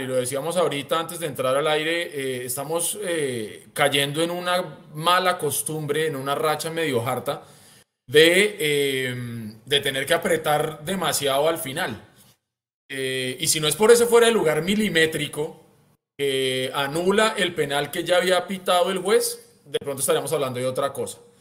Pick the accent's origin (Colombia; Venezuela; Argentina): Colombia; Bogotá; moved away as an adult; now in Santa Cruz, Bolivia; como buen rolo que soy